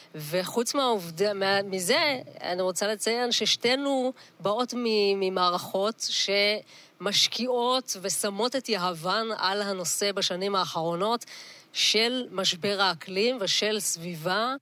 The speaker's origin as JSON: {"language": "Hebrew", "town": "Kiryat Yam", "region": "Haifa District", "country": "Israel", "tie": "born or raised there", "said": "נולדתי וגדלתי בקריית ים"}